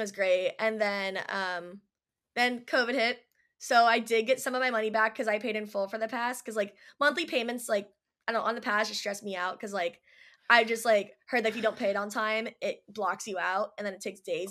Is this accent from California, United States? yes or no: yes; Orange County, California, United States; growing up in Orange County, very cliquey people